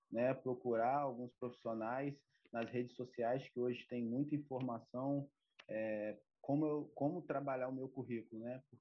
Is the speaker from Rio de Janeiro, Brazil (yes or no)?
yes; Campos dos Goytacazes, Rio de Janeiro, Brazil; tenho 32 anos, né? Sou de Campo dos Goitacazes